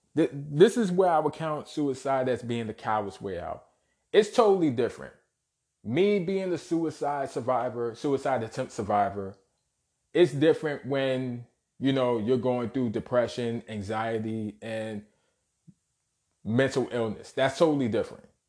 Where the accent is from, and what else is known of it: New York City, New York, United States; born or raised there